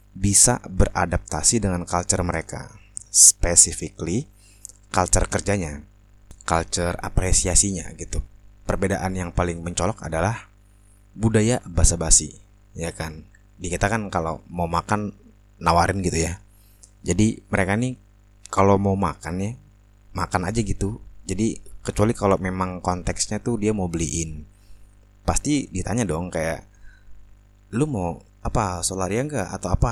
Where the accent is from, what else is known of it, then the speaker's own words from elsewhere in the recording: Indonesia; heh, gue juga dari Indo. Lo kalau ngomong jangan sembarangan. lo malu-maluin Indo bacotan lo begitu